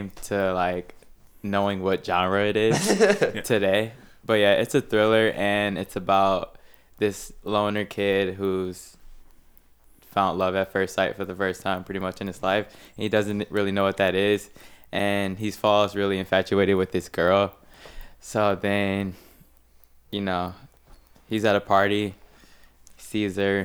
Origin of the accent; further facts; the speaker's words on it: Detroit, Michigan, United States; The west side of Detroit. So like 7 Mile and the Lodge Freeway